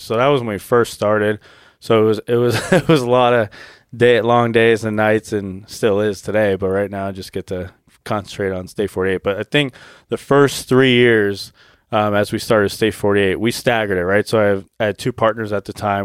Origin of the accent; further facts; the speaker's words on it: Arizona, United States; I was born and raised in Arizona